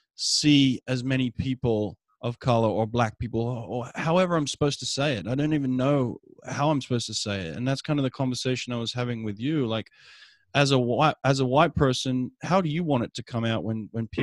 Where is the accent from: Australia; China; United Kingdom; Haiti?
Australia; moved away as an adult; now in United States; I grew up in Australia